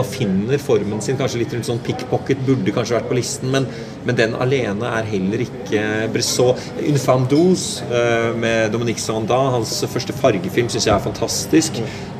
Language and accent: Norwegian; Norway; jeg vokste opp i Norge